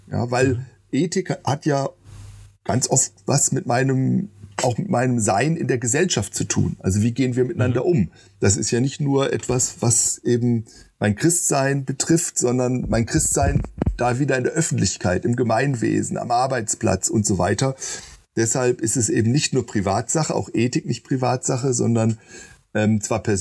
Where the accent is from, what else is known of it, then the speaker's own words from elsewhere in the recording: Marburg, Hesse, Germany; ich komme hier aus Marburg, große Abendmahlstreit, 16. Jahrhundert und so weiter.